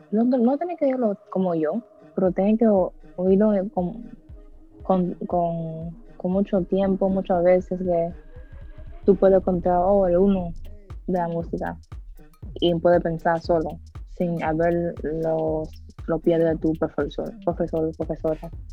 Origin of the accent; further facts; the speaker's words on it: Dominican Republic; yo soy dominicana